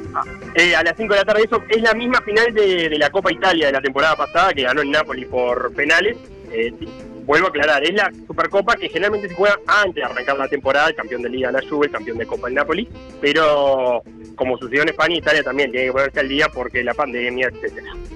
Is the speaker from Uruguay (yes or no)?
yes; Montevideo, Uruguay; como montevideanos